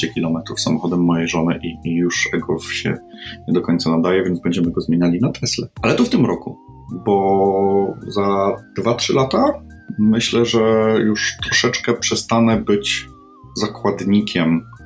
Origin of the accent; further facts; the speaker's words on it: Poland; jestem z Polski